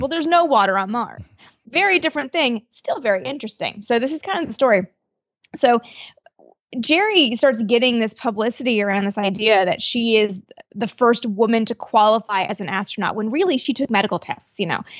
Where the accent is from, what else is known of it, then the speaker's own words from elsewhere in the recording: Canada; I'm from Canada